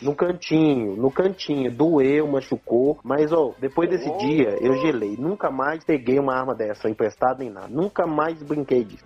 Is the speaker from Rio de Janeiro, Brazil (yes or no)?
no; Diamantina, Minas Gerais, Brazil; now in Sete Lagoas, Brazil; a minha infância em Diamantina não foi das melhores, não